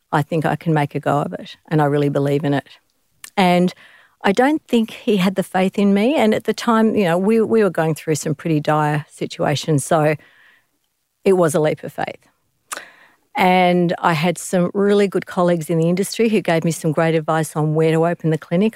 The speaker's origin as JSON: {"language": "English", "country": "Australia", "said": "I'm an Australian, and I'm a woman"}